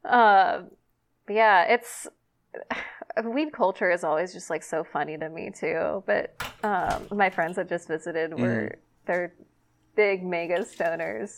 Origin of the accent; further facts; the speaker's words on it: Southern California, United States; also born or lived in San Diego; I grew up in Southern California, like really close to Disneyland.